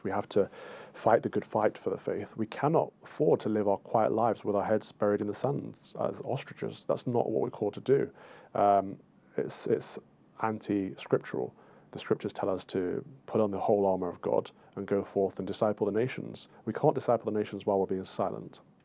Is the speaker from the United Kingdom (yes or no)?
yes; United Kingdom; as Brits